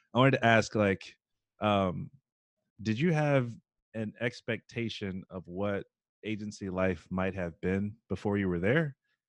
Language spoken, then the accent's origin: English; Columbia, South Carolina, United States; I'm from Columbia, South Carolina